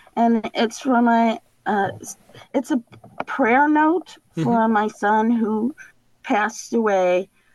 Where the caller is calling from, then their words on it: Michigan, United States; I'm in a little camper in the big woods in northern Michigan.